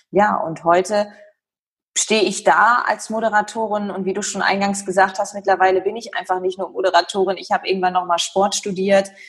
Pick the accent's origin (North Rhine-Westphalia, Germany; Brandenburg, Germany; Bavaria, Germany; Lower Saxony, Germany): Lower Saxony, Germany; Ich komme, wie gesagt, aus Nähe Ostfriesland, bin 1985 geboren